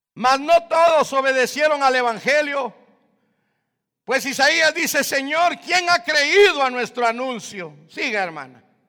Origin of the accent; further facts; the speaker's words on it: Guatemala; moved away; yo soy de Guatemala